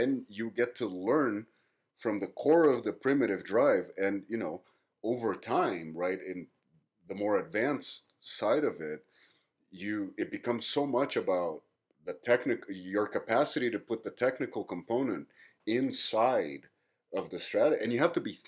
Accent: Brazil; being Brazilian

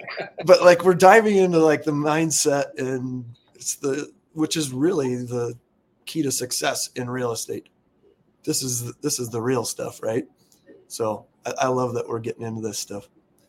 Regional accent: Alaska, United States; I'm actually from Alaska, born and raised

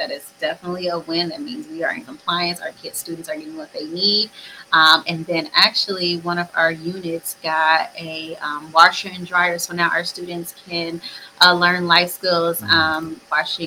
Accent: Chicago, Illinois, United States; born or raised there; now in Dallas, United States

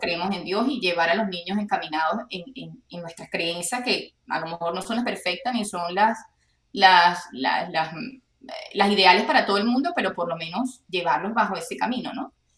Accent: Venezuela; now in Texas, United States; como venezolanos tenemos familia regada en el mundo

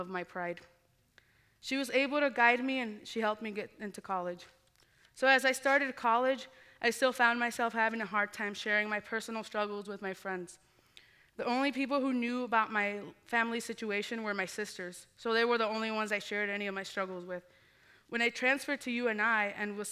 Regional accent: Muscatine, Iowa, United States; I grew up in Muscatine, Iowa

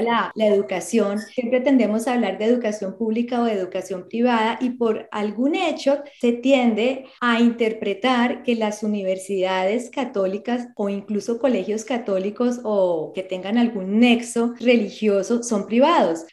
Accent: Colombia; now in Australia; yo soy de Colombia

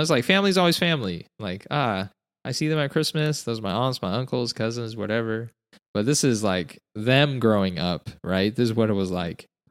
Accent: Utah, United States; moved away; I'm originally from Utah

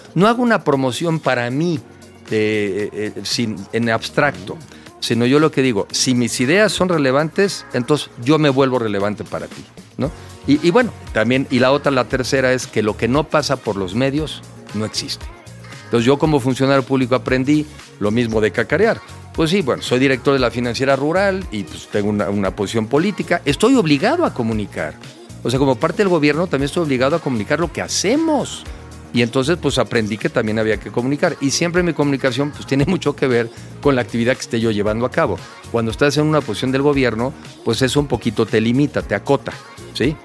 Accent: Mexico; como mexicano yo

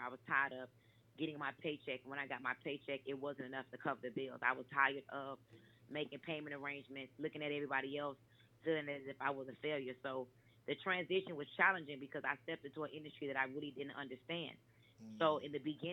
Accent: Miami, Florida, United States; also born or lived in New York / Atlanta, Georgia; I'm actually born in New York, but I was raised in Miami, Florida

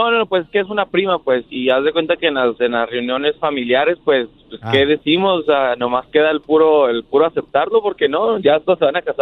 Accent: Veracruz, Mexico; nosotros somos de Veracruz. Entonces ya el hermano menor se fue a, Coahuila y ella se quedó con el otro hermano en Veracruz.

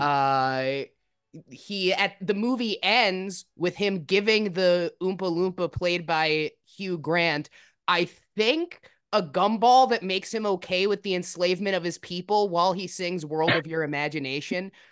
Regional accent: New Jersey, United States; I grew up in New Jersey

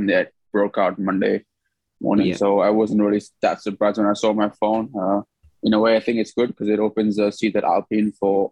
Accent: India; moved away; also born or lived in Europe; I'm an Indian Formula 2 driver who's part of the Red Bull Junior team

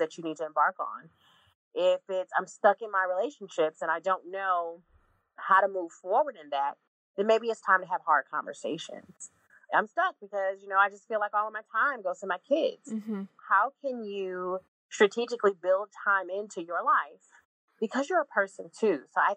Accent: Illinois, United States; moved away as an adult; also born or lived in Jacksonville, Florida; now in Atlanta, United States; I'm from Illinois

